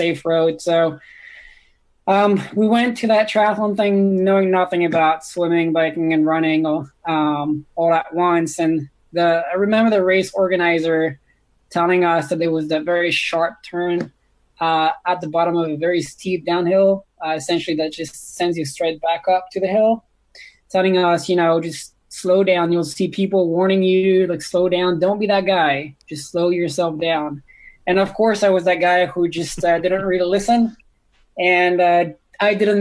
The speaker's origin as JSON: {"language": "English", "region": "the Alps", "country": "France", "tie": "born or raised there", "moved": "yes", "said": "born and raised in France. So I was born and raised in the Alps"}